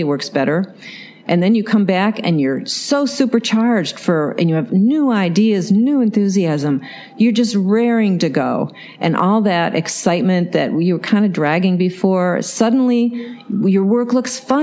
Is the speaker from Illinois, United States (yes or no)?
no; New York, United States; moved away as an adult; also born or lived in Massachusetts; now in San Francisco Bay Area, United States; I was brought up in New York State